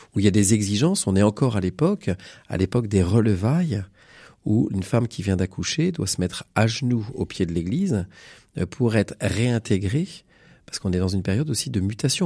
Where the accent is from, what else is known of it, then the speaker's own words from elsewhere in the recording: Bécon-les-Granits, Pays de la Loire, France; moi je suis d'un milieu rural, je suis originaire d'un petit village de Bécon-les-Granits.